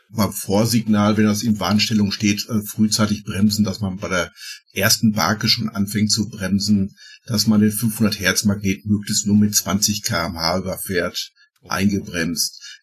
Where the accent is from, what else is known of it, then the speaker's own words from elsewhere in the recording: Ruhr area, North Rhine-Westphalia, Germany; bei uns im Ruhrgebiet